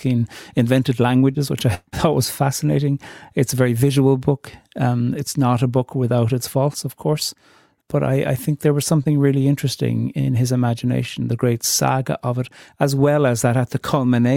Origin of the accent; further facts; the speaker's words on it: Ireland; being Irish in 2021